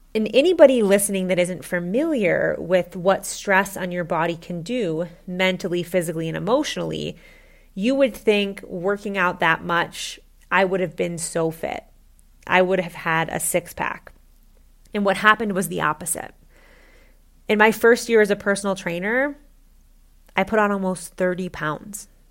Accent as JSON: {"language": "English", "region": "Midwest", "country": "United States", "tie": "born or raised there", "said": "I grew up in the Midwest"}